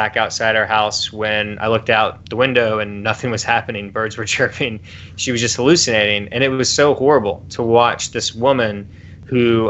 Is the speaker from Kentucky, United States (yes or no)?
yes; Louisville, Kentucky, United States; I grew up in Louisville, Kentucky